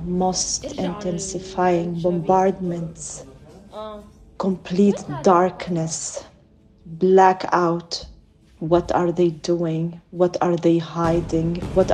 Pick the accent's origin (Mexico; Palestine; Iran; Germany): Palestine; also born or lived in Gaza; now in Amsterdam, Netherlands; I'm Palestinian Dutch. I live in Amsterdam.